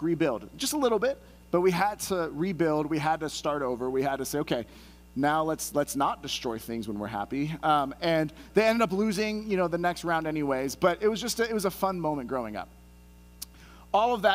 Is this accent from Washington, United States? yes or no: no; Santa Clara, California, United States; also born or lived in San Jose, California; now in Poway, United States; I was born in San Jose, California, but I grew up in Santa Clara, California, which is part of the Silicon Valley